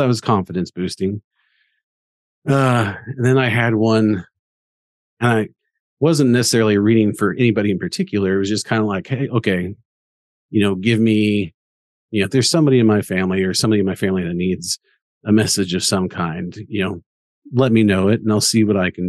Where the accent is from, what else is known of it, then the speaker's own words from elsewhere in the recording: Kansas, United States; I'm from Kansas, so we're big K-State fans